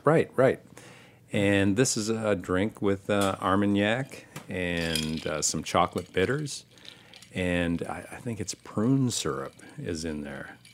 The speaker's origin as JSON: {"language": "English", "region": "Michigan", "country": "United States", "tie": "born or raised there", "also_born_or_lived": "Ann Arbor, Michigan / Manhattan, New York", "moved": "as an adult", "lives_now": "Brooklyn, United States", "said": "my dad was a, a, an owner of a restaurant and a saloon in my hometown in Michigan"}